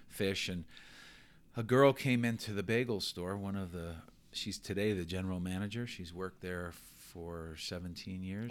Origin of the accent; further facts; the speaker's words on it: New York City, New York, United States; moved away; I grew up in New York.